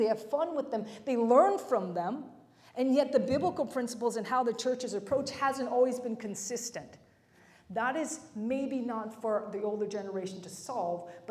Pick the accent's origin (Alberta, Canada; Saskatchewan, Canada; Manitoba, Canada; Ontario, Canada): Ontario, Canada; Mississauga; When I was growing up, I grew up in the West End of Toronto, Mississauga, Lorne Park area. That's where I went to school